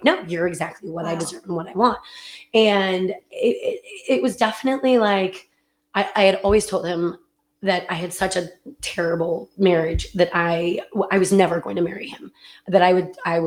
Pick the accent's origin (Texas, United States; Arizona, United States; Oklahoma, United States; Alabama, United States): Texas, United States; North; moved away; also born or lived in California; We're both from Texas, but different parts of Texas. I'm from North Texas